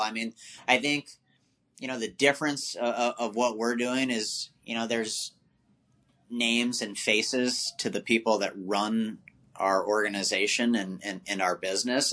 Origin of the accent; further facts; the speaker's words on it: Maryland, United States; moved away as an adult; also born or lived in Washington, District of Columbia, United States / Virginia; I was born on the East Coast uh, in, in DC. Uh, you know, grew up in Maryland and then uh, basically lived in Virginia my whole life